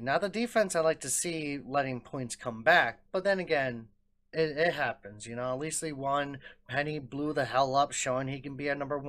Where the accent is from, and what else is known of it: Green Bay, Wisconsin, United States; born or raised there